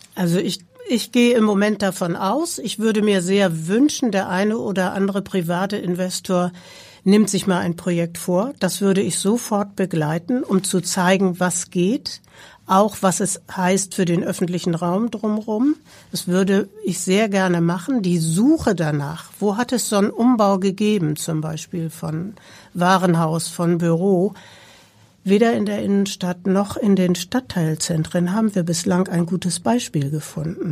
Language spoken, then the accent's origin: German; Hamburg, Germany; also born or lived in Berlin / Baltic Sea coast; Ich bin eine geborene Hamburgerin